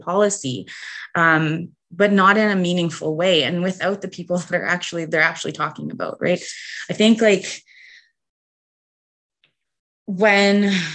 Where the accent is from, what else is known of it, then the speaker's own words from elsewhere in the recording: Canada; as like an Indigenous woman, as a Canadian citizen